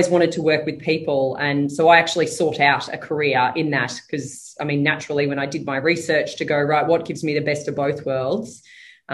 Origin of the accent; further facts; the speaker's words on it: Toowoomba, Queensland, Australia; also born or lived in Brisbane; I grew up in Toowoomba